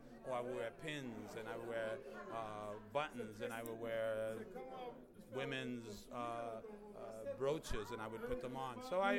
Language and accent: English; New York City, New York, United States; Growing up in Harlem and seeing Harlem and going to churches and stuff, seeing my uncles and cousins dress up